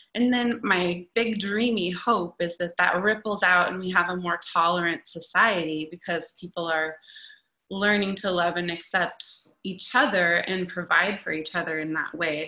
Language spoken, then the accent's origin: English; Eugene, Oregon, United States; now in Portland, United States; I grew up down in Eugene, and I've been in Portland now for over a decade